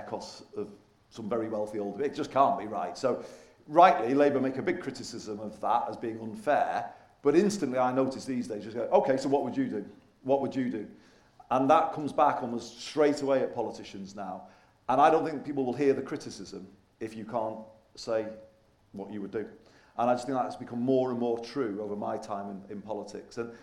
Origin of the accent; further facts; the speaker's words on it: Manchester side, North West England, United Kingdom; also born or lived in Liverpool; Even though born in Liverpool, I grew up more on the Manchester side.